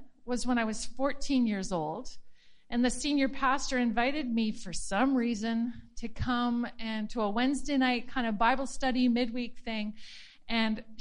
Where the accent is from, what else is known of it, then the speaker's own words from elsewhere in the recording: Penticton, British Columbia, Canada; I was raised in Penticton at Bethel Church